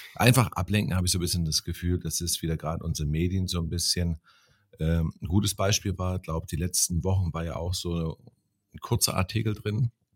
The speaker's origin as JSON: {"language": "German", "region": "East Germany", "country": "Germany", "tie": "born or raised there", "said": "ich bin, wie gesagt, in der DDR aufgewachsen"}